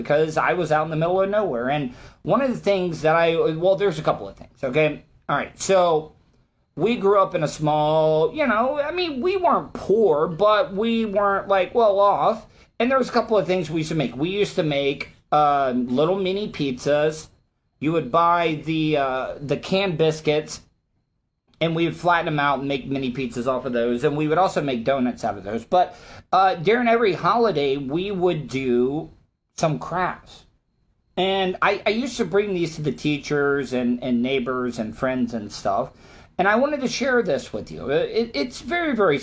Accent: De Leon Springs, Florida, United States; I grew up in De Leon Springs, small little town in northwest Volusia County

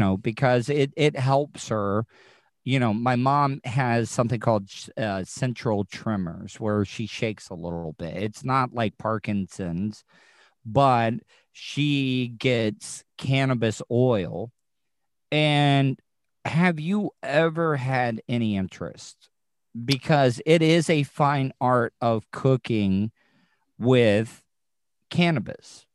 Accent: the South, United States; growing up in the South, every Southern mother had a skillet

